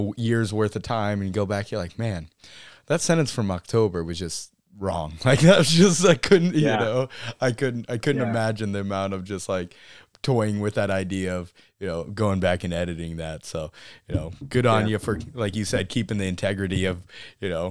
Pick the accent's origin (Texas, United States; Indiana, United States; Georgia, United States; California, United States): Texas, United States; Central; moved away as an adult; also born or lived in Kodiak Island, Alaska; now in Alaska, United States; I was born on Kodiak Island, but we moved down to Central Texas before I turned, one, right there at like 10, 11 months or so, and grew up hunting and fishing down there